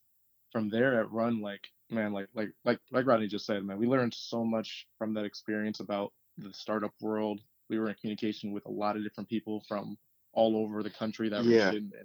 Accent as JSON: {"language": "English", "town": "Ann Arbor", "region": "Michigan", "country": "United States", "tie": "born there", "also_born_or_lived": "Farmington / Detroit", "said": "So I was born in Ann Arbor. At the time, mom was going to U of M. And from there, we moved around a lot as a kid."}